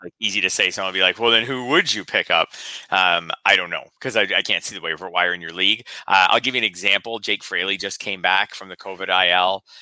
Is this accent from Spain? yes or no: no; Canada; for me as a Canadian